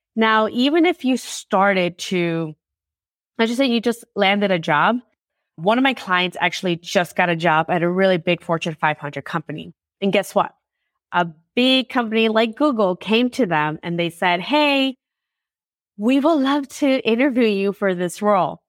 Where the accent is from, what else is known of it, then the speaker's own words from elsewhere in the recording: Chicago, Illinois, United States; I'm from Chicago.